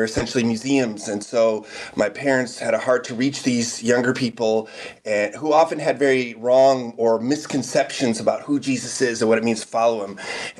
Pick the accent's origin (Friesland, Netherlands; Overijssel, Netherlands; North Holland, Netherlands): North Holland, Netherlands; Amsterdam; So I actually was born and raised in Amsterdam in the Netherlands.